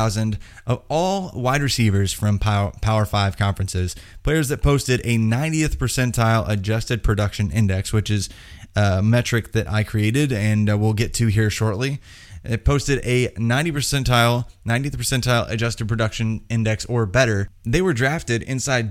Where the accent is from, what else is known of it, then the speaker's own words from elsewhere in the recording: Indiana, United States; I'm from Indiana